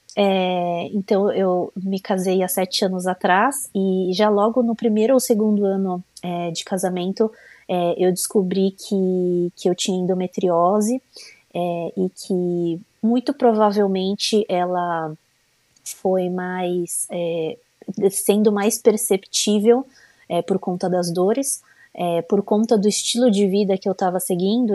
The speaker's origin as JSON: {"language": "Portuguese", "region": "São Paulo", "country": "Brazil", "moved": "as an adult", "lives_now": "United States", "said": "eu sou de São Paulo, é, mas já faz quase um ano que a gente tem é, morado aqui nos Estados Unidos"}